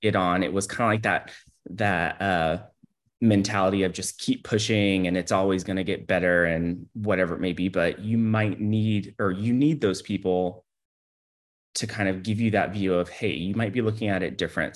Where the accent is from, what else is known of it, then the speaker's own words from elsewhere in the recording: Houston, Texas, United States; now in Austin, United States; I was born in Houston, Texas